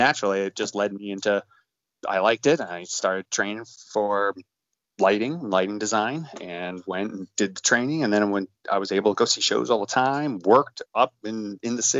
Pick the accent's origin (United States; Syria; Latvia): United States; Hudson Valley, New York; born and raised in the Hudson Valley, New York, upstate New York